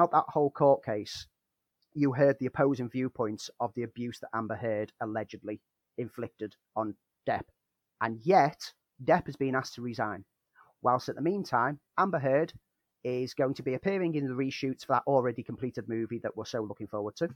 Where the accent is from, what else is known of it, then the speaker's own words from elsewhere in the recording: Liverpool, North West England, United Kingdom; As a Scouser